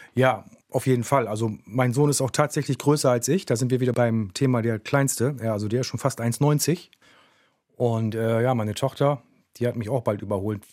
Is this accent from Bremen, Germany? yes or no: yes; Bremen, Germany; Aufgewachsen bin ich im Viertel. Also ich bin ein Kind des Viertels.